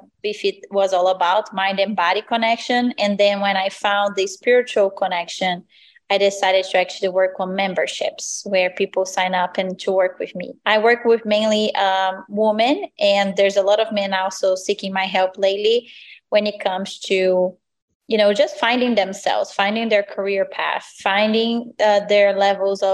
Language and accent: English; Brazil; moved away as an adult; So I'm originally from Brazil. I grew up there since I was, I was born, and then I turned 18.